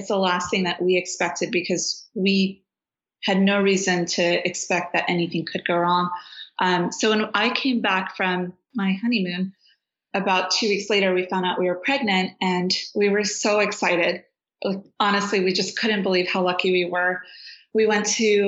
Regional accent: Afghanistan; also born or lived in Washington, D.C., United States / New York, United States; now in California, United States; I'm from Afghanistan, but my mom is Uzbek and Russian, and my dad is Afghan and Syrian of descent

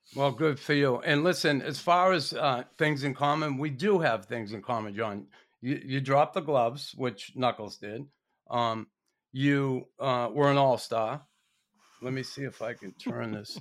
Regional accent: Boston, Massachusetts, United States; me as an American kid growing up in Boston

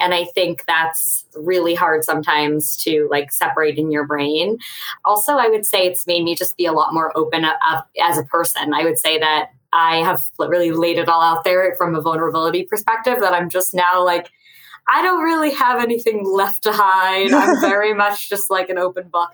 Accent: Westchester County, outside New York City, United States; I grew up right outside of New York City in Westchester County

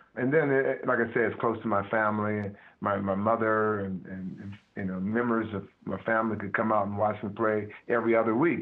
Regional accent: Midwest, United States; moved away; I'm from the Midwest

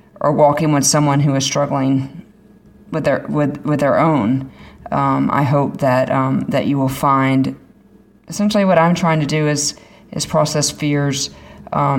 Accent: Florida, United States; I'm from Florida

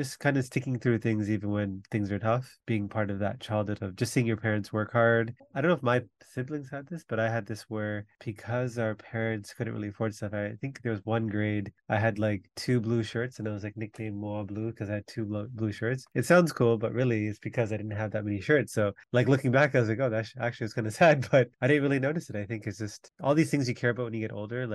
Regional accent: Toronto, Ontario, Canada; also born or lived in Jaffna, Sri Lanka; We came and grew up in Malvern

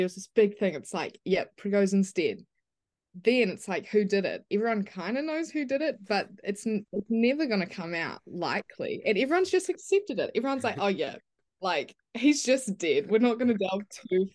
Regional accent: New Zealand; I grew up in New Zealand and were very isolated from everything basically

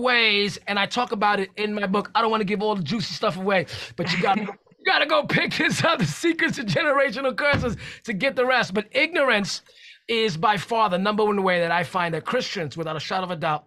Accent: New York City, New York, United States; I'm from New York City

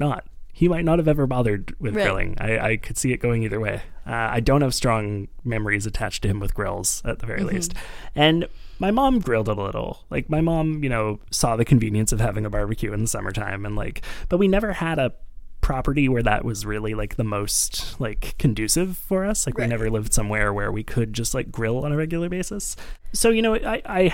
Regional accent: Montreal, Quebec, Canada; I grew up in Montreal, a very, like, Jewish city

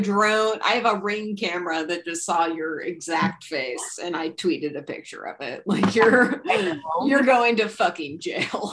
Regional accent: near Modesto, California, United States; a town adjacent to my hometown

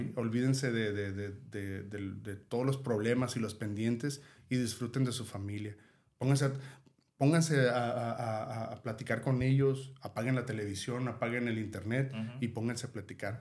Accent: Mexico; nosotros como mexicanos

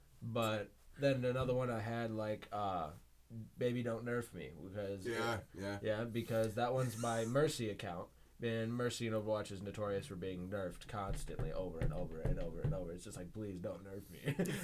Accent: United States; We're American.

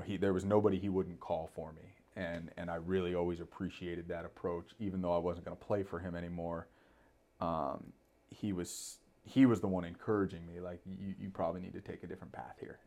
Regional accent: Thousand Oaks, California, United States; growing up in Thousand Oaks, always thought I'd go to Thousand Oaks High School

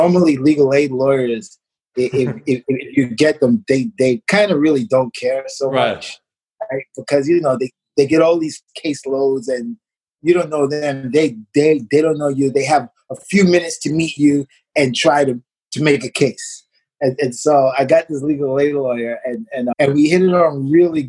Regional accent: New York City, New York, United States; moved away as an adult; also born or lived in Hanover, Germany; I grew up in Brooklyn

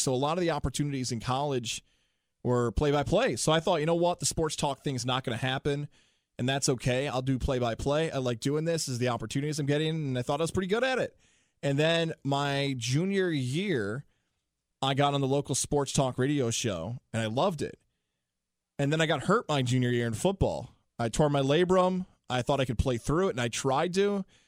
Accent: Syracuse, New York, United States; moved away as an adult; now in Capital Region, New York, United States; I'm from Syracuse, New York, from Salve High School. That's where I went to school.

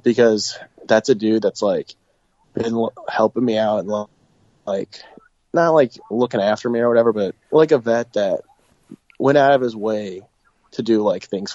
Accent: Massillon, Ohio, United States; I'm from Massillon, but it's, like, 50 minutes away, so it's basically my town

